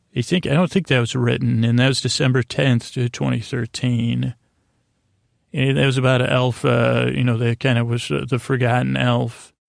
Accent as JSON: {"language": "English", "town": "Syracuse", "region": "New York", "country": "United States", "said": "I'm from Syracuse"}